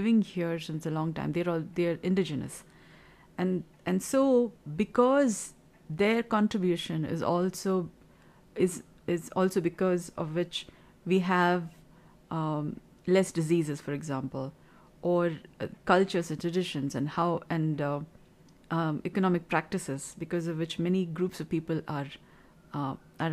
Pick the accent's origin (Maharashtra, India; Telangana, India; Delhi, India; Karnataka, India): Karnataka, India; Kolar Gold Fields; moved away as an adult; now in Bengaluru, India; I come from Kula Goldfields, Bemmel area, BEM area, Bharat Earth Movers Limited, Kolar area, from the district of Kolar, and I came to Bengaluru city